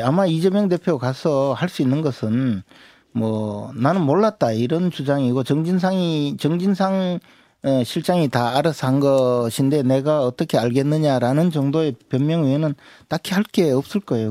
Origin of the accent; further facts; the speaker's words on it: Uiseong, North Gyeongsang, South Korea; 제 고향이 의성인데 안동이 바로 의성 옆이죠.